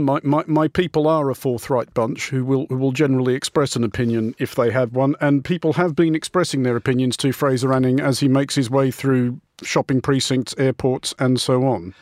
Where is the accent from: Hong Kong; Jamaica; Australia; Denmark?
Australia; moved away; my home country of Australia